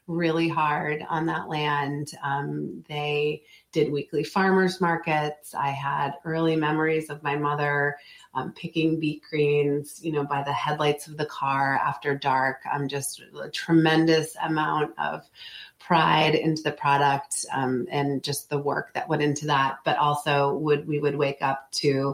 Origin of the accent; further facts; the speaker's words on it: Montville, Maine, United States; also born or lived in Massachusetts; moved to Maine when I was in the third grade. We are originally from Massachusetts